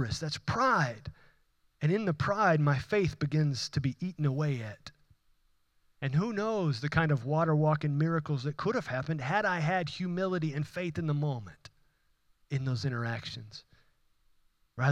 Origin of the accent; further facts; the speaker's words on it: Houston, Texas, United States; accent: Houston; my Houston accent